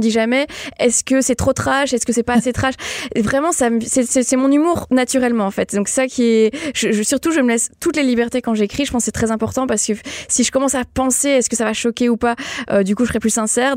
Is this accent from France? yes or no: no; Belgium; je suis belge à la base